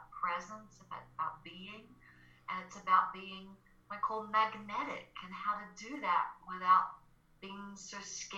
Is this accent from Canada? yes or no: no; Australia; accent: Australian; now in Colorado, United States; I'm Australian, so that's my accent. It's a little bit less these days. I'm living in Colorado and I've been here for a long time, but I was a singer, a songwriter, performer back in the day in Australia